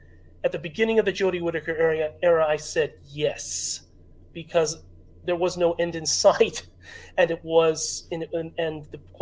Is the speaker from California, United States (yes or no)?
yes; Los Angeles, California, United States; I'm from Los Angeles